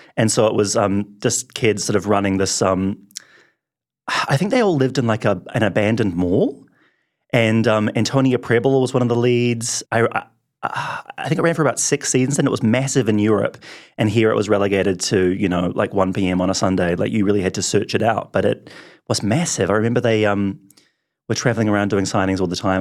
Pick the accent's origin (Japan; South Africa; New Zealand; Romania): New Zealand; Wellington; I grew up in Wellington